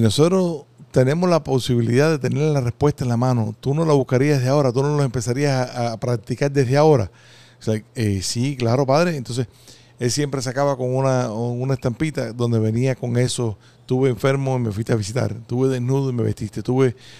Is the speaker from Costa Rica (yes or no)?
yes; Costa Rica; moved away; cuando estábamos creciendo allá en, en Costa Rica